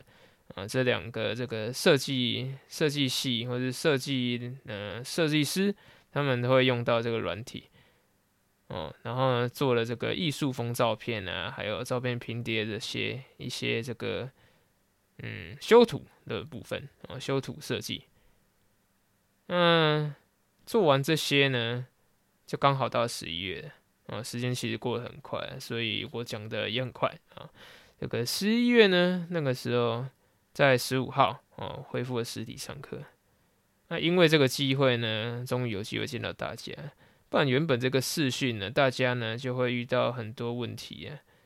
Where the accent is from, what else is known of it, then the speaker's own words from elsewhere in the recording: central and southern Taiwan, Taiwan; 那因为我是中南部的小孩，所以呢，多少还是会一点台语。